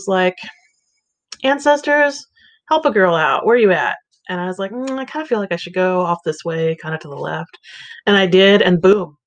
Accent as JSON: {"language": "English", "region": "California", "country": "United States", "tie": "born or raised there", "moved": "as an adult", "said": "I grew up in California"}